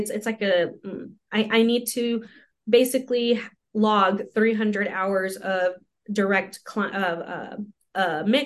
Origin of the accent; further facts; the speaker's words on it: a heavily Hispanic community, New Mexico, United States; English is a second language; got here when I was 2 years old, got into Head Start when I was three